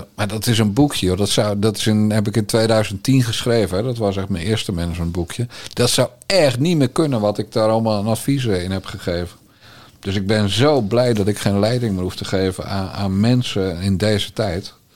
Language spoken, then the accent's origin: Dutch; Bergambacht, South Holland, Netherlands; ik ben opgegroeid in Bergambacht, dat weet je, in de Waard